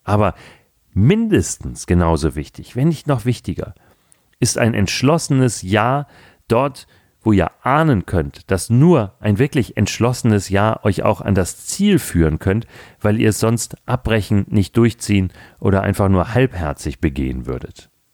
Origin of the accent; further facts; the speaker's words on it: Hamburg, Germany; Gerade im Norden, wo ich herkomme, ich bin ja nun gebürtiger Hamburger